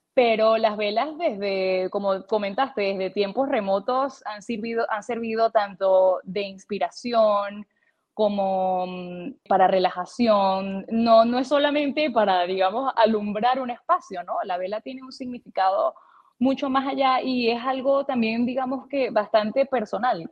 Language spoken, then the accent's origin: Spanish; Puerto Píritu, Anzoátegui, Venezuela; also born or lived in Caracas, Venezuela; yo nací en Caracas, pero me crié por varios años durante mi infancia en un pueblo llamado Puerto Píritu